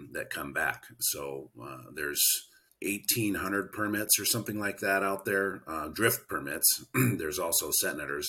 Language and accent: English; Cordova, Alaska, United States; I grew up in Cordova.